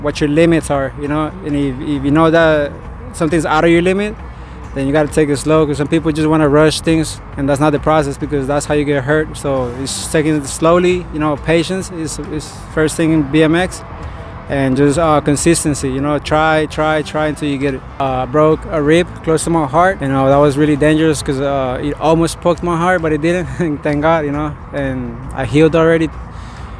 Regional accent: Bogotá, Bogotá Capital District, Colombia; moved away; I'm originally from Colombia, Bogota, Colombia, the capital

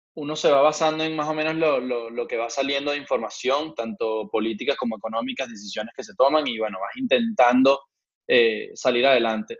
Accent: Venezuela; now in Madrid, Spain; nosotros como venezolanos

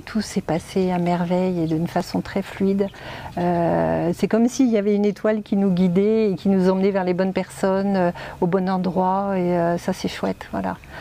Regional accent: Reims, Grand Est, France; moved away as an adult; also born or lived in Dijon, France; now in Essaouira, Morocco; je suis originaire de Reims.

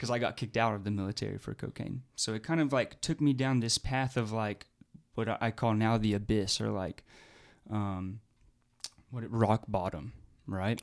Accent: Fayetteville, Arkansas, United States; also born or lived in Oregon; now in Oklahoma, United States; where I grew up in Fayetteville, the military would come during lunch periods in high school

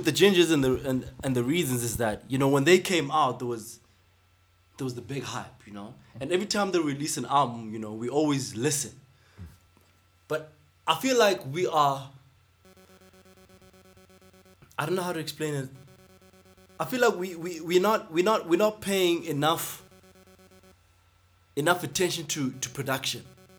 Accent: South Africa; Do you guys think that in South Africa, as South African hip hop, had we just left hip hop alone and pursued hip hop, got the trajectory ya kwaito, and just stuck to that, do you think we would have been more further now?

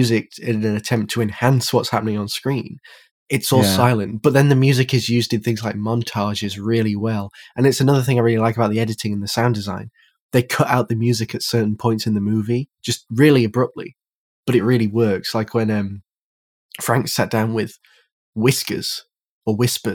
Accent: the north of England, United Kingdom; Well, from the north

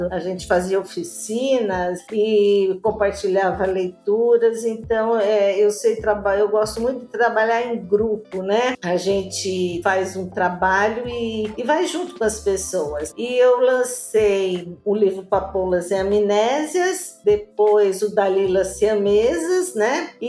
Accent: Santo André, São Paulo, Brazil; sou de Santo André, sou da Gema do Ovo, como diz, aqui nasci, né?

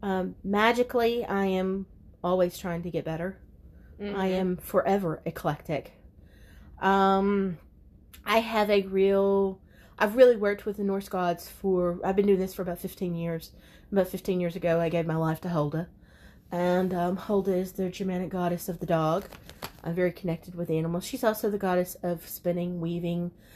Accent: Logansport, Louisiana, United States; Born and raised in Logansport

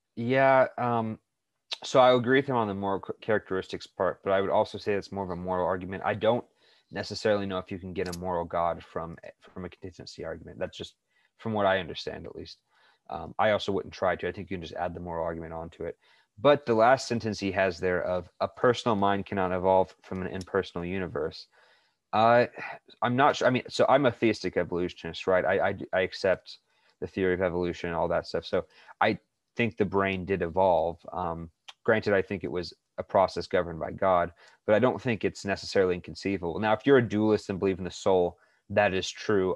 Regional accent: United States; I was born in the United States

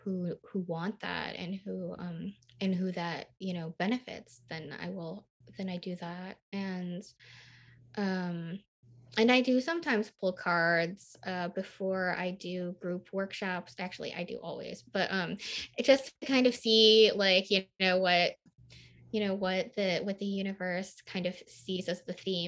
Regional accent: Midwest, United States; also born or lived in Nashville, United States; I lived in Nashville, Tennessee, and I was raised in the Midwest, which is very close to the South and has a lot of Southern culture

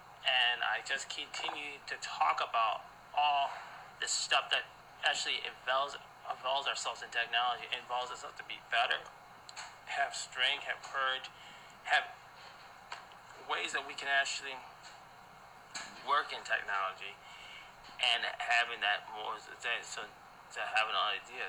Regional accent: Ghana; I am a Ghanaian. I am African blood first.

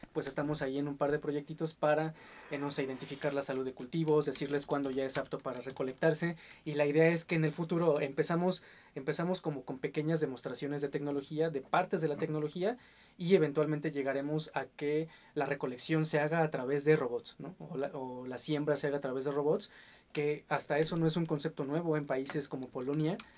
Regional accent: Mexico

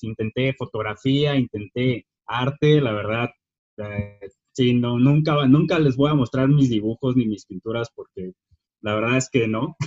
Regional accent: Lázaro Cárdenas, Michoacán, Mexico; now in Morelia, Mexico; yo soy originario de Lázaro Cárdenas, Michoacán

